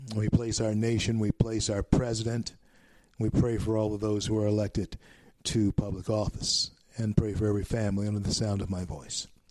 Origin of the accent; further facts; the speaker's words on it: Shreveport, Louisiana, United States; Shreveport, Louisiana, my hometown born in Confederate Memorial Hospital